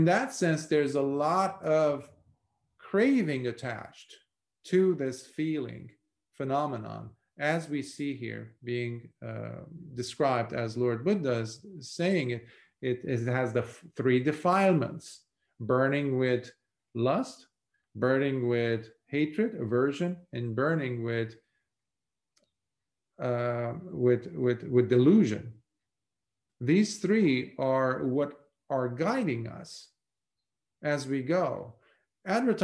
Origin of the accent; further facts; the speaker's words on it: Lebanon; moved away as an adult; Growing up in Lebanon in a war-torn country for 17 years